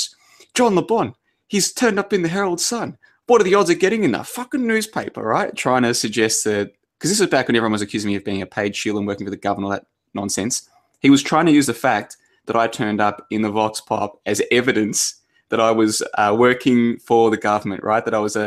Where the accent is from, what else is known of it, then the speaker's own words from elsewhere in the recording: Melbourne, Victoria, Australia; I grew up in Melbourne.